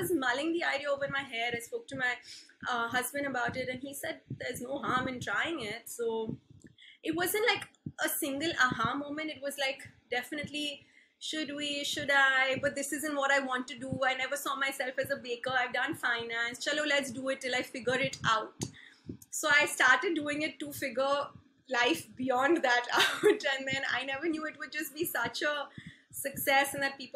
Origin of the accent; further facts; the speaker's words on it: Mumbai, Maharashtra, India; moved away as an adult; also born or lived in Berkeley, United States / Philadelphia, United States; I've been born and brought up in Bombay's cathedral schooling